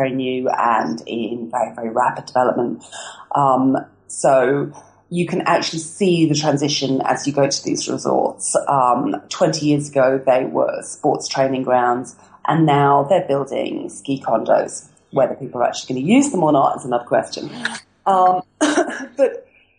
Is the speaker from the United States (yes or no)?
no; England, United Kingdom; moved away as an adult; as an English person